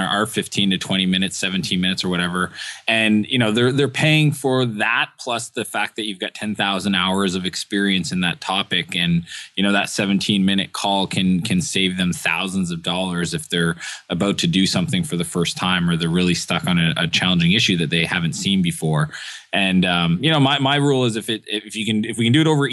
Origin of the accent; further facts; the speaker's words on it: Eastern Canada, Canada; moved away; where I grew up in Eastern Canada